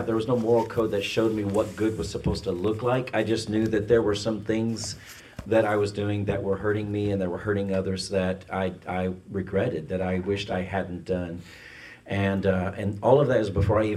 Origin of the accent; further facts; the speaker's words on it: Ireland; I'm Irish